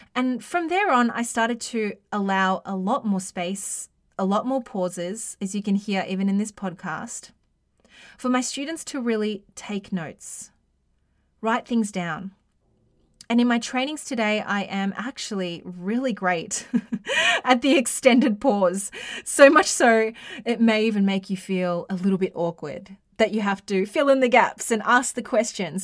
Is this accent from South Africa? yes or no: no; Australia; accent: Australian; my Australian accent